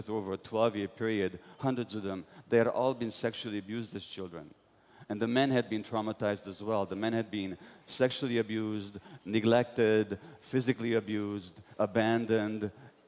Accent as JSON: {"language": "English", "region": "Budapest", "country": "Hungary", "tie": "born or raised there", "said": "I was born in Budapest, Hungary in 1944 to Jewish parents"}